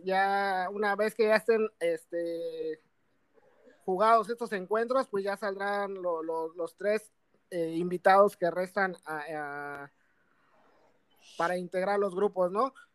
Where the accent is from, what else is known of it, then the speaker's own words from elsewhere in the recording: Mexico; nosotros como los mexicanos